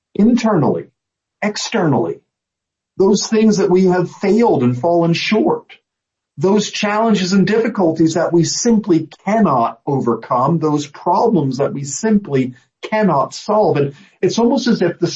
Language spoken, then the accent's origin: English; United States; as an American